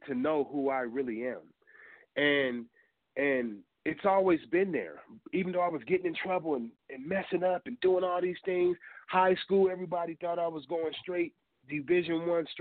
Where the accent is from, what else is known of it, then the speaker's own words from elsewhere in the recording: Colorado, United States; also born or lived in Hamilton, Ohio; I was raised in Colorado and Colorado made me the man that I am.